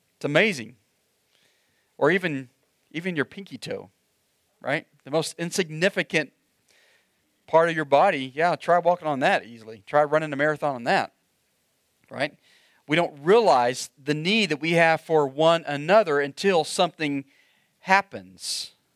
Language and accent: English; Oklahoma, United States; moved away; I grew up in Oklahoma